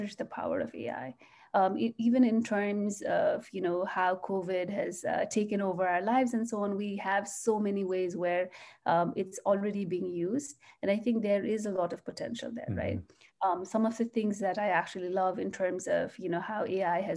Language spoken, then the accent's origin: English; Nepal; also born or lived in Singapore / Canada; now in United States; I'm originally from Nepal